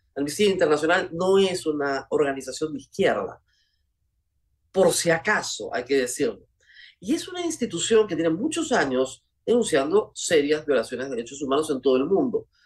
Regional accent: Peru; somos los peruanos, la sociedad peruana

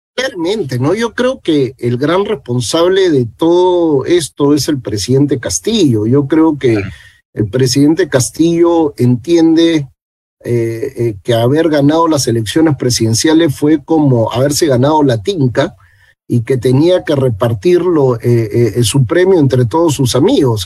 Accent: Peru

